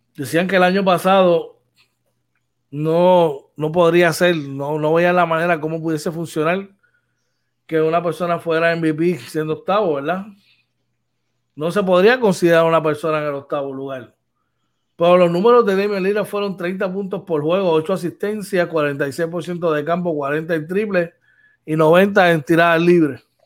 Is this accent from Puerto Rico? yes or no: yes; Puerto Rico; somos muchos puertorriqueños